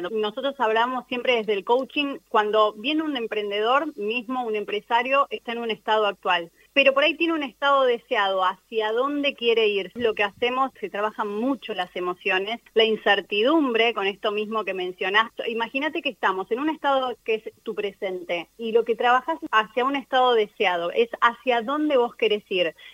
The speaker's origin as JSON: {"language": "Spanish", "country": "Argentina", "moved": "yes", "lives_now": "Punta del Este, Uruguay", "said": "yo soy argentina, hace dos años me vine a vivir a Uruguay, estoy en Punta del Este gracias a un uruguayo."}